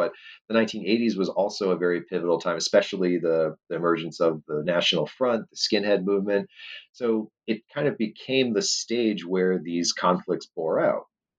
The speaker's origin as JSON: {"language": "English", "region": "Northeast", "country": "United States", "tie": "born or raised there", "said": "a lot of Northerners, and I grew up in the Northeast, and I still had family up there"}